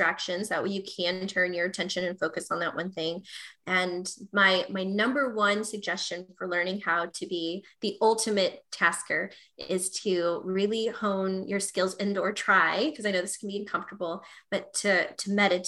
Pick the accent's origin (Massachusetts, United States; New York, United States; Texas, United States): Texas, United States; I'm from Texas, so I say y'all sometimes